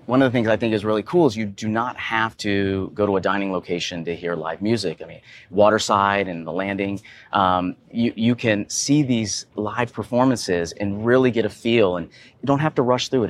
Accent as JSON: {"language": "English", "town": "Atlanta", "region": "Georgia", "country": "United States", "said": "I am from Atlanta, Georgia"}